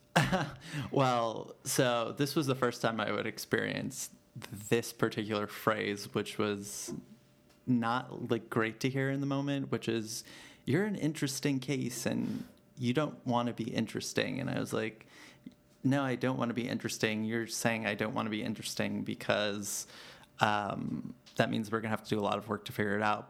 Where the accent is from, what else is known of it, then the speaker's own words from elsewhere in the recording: New York City, New York, United States; growing up in the Bronx and not really having much money.